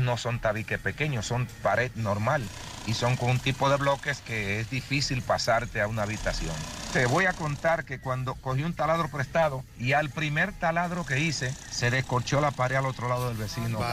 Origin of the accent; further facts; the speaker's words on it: Dominican Republic; moved away as an adult; now in Spain; en mi país, República Dominicana